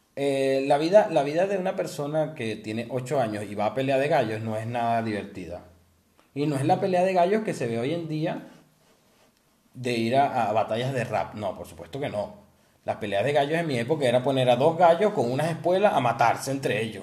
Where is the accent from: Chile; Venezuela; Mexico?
Venezuela; moved away; nosotros venimos de Venezuela